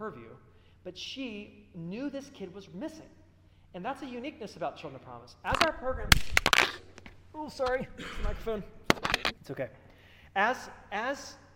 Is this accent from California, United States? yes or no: no; Dayton, Ohio, United States; I'm from Dayton.